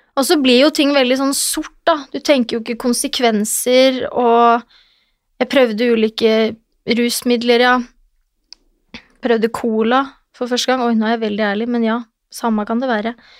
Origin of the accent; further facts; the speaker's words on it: Lillestrøm, Akershus, Norway; moved away; also born or lived in Oslo; Jeg er fra Lillestrøm, en liten by hvor alle kjenner alle